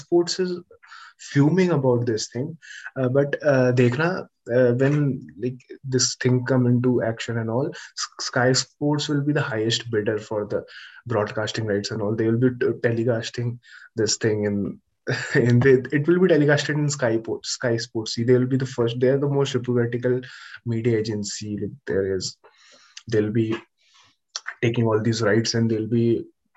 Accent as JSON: {"language": "English", "country": "India", "said": "as an Indian, as an Indian"}